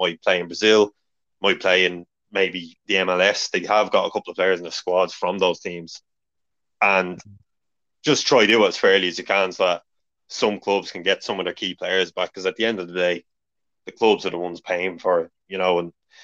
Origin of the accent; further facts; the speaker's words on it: Ireland; we're Irish